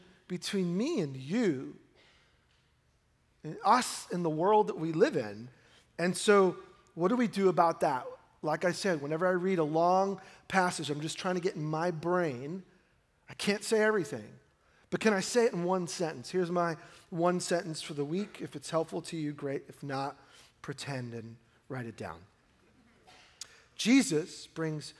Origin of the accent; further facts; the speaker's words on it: New York City, New York, United States; now in Oregon, United States; I grew up in New York, and you see the world in New York City